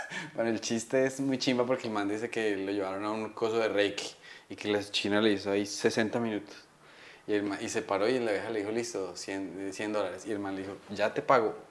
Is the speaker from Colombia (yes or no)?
yes; Colombia; tengo cara de colombiano rudo